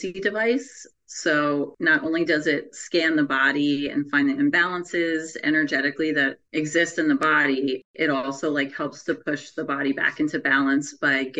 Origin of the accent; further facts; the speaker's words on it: New Jersey, United States; I am from New Jersey